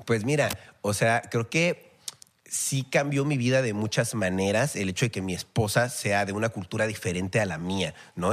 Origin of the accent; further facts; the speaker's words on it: Mexico; yo como mexicano salí de mi país